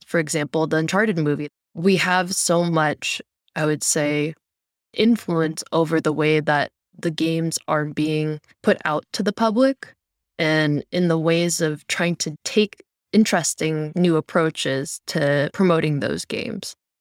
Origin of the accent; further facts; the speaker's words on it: Cupertino, California, United States; I grew up in the Bay Area, born and raised close to Cupertino